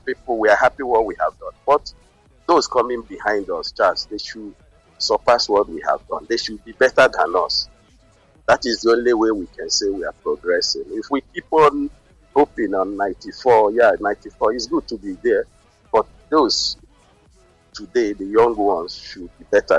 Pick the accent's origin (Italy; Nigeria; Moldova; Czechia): Nigeria; now in Spain; I'm a coach and I'm a Nigerian